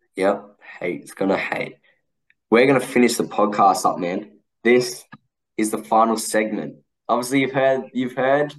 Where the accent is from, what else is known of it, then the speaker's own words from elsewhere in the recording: Australia; I'm Australian.